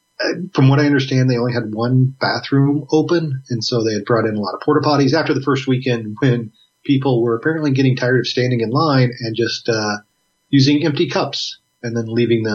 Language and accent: English; Illinois, United States; now in California, United States; I tell them I'm from Illinois